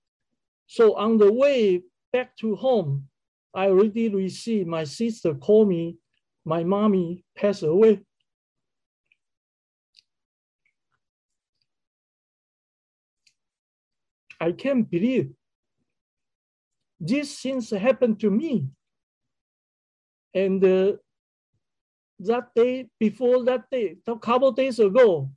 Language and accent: English; Kaohsiung, Taiwan; moved away as an adult; also born or lived in Taipei; my sister in Kaohsiung, which is my hometown